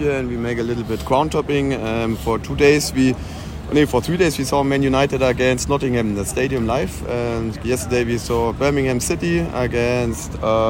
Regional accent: near Munich, Bavaria, Germany; English is a second language; I don't come from England. I come from Germany, near Munich.

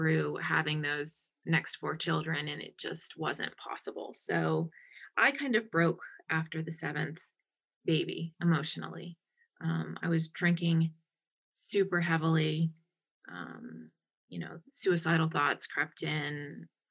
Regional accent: Pittsburgh, Pennsylvania, United States; moved away as an adult; also born or lived in Madison; I'm from Pittsburgh.

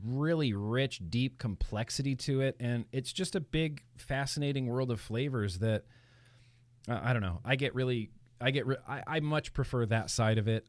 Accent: Lake Tahoe, California, United States; now in Los Angeles, United States; I grew up in Lake Tahoe, California, up in the mountains

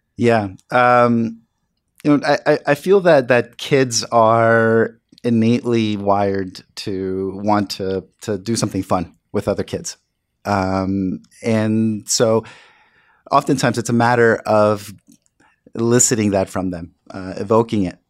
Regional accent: New York City, New York, United States; growing up in the South Bronx

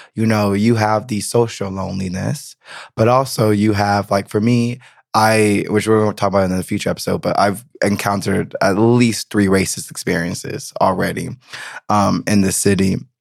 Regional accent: the South, United States; moved away as an adult; now in Berlin, Germany; I'm from the South.

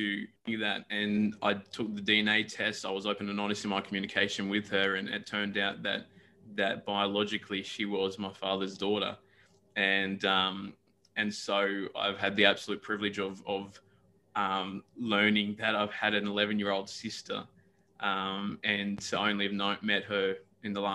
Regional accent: Newcastle, New South Wales, Australia; also born or lived in Brisbane, Australia; I was a kid growing up in Newcastle like from 94 onwards

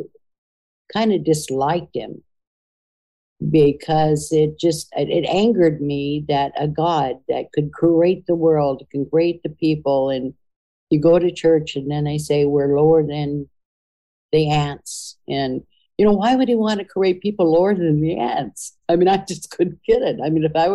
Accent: United States; as a Native American and part Irish

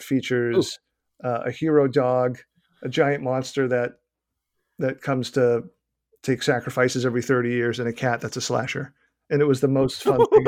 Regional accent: Boston, Massachusetts, United States; accent: Boston; my innate Boston accent

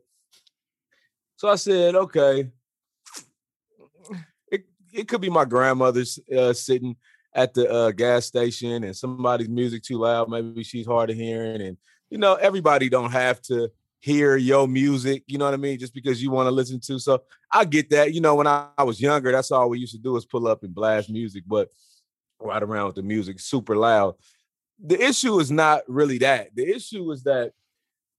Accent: Houston, Texas, United States; also born or lived in Plaquemine, Louisiana; I was born in Houston, got a lot of family in Louisiana, spent a lot of time out there.

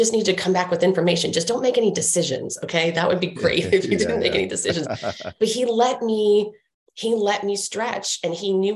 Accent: Washington, District of Columbia, United States; growing up in Washington, D.C.

